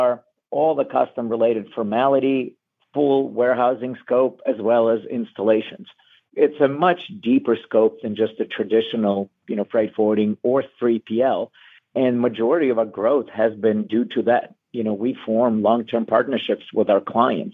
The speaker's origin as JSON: {"language": "English", "country": "Ukraine", "tie": "born or raised there", "moved": "as an adult", "lives_now": "Erie, United States", "said": "I'm originally from Ukraine. I was born and grew up there."}